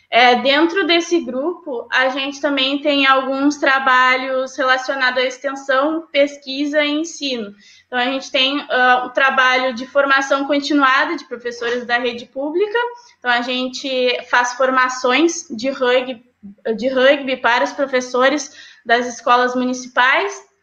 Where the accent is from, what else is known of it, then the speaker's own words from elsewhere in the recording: São Lourenço, Rio Grande do Sul, Brazil; É, eu até morava na minha cidade natal, que era São Lourenço, então eu ia e voltava para treinar.